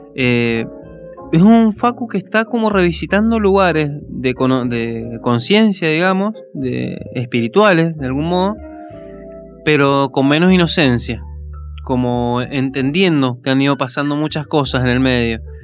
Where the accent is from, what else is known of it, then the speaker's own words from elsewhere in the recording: Maipú, Mendoza, Argentina; also born or lived in Godoy Cruz; Soy de Maipú. Eh, nací en Maipú. Es toda zona, digamos, la zona metropolitana de Mendoza.